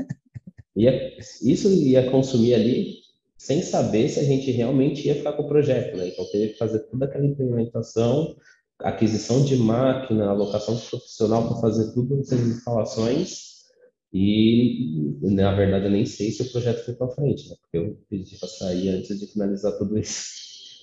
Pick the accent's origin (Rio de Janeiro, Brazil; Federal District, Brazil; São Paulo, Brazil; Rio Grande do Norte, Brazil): São Paulo, Brazil; sou natural de São Paulo